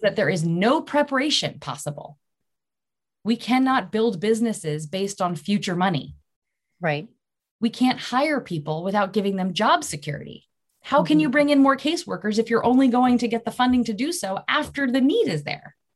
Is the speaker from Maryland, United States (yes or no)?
yes; Maryland, United States; moved away; I'm from Maryland